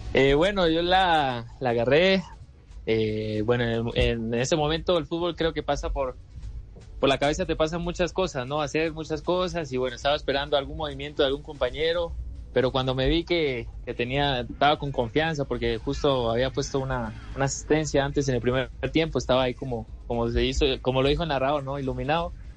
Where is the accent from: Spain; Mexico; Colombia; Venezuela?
Colombia; now in Peru; mi tierra eh, y bueno, en Colombia